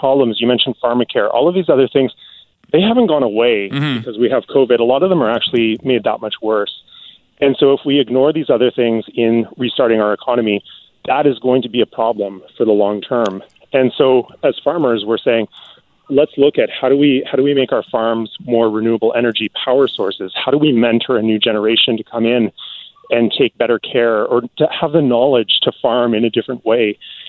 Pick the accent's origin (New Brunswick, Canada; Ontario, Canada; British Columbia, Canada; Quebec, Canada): British Columbia, Canada; the better access that we have to that as British Columbians and as Canadians in general.